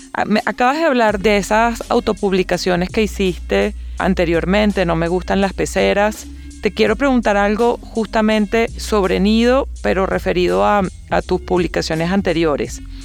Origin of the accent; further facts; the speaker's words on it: Venezuela; como venezolana